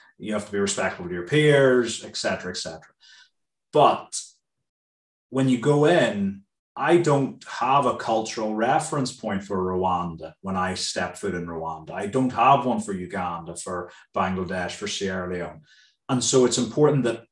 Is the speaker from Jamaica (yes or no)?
no; Northern Ireland, United Kingdom; moved away; I'm from Ireland